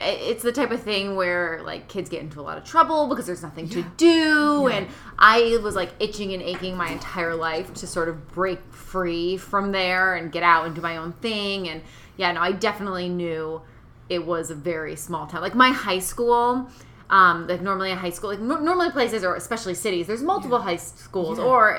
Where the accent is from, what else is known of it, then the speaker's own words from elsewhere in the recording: northwestern corner of Massachusetts, United States; moved away as an adult; also born or lived in California; It's completely up in that corner. And it's so, like you have to drive over this big mountain where you lose cell phone service to get to my hometown.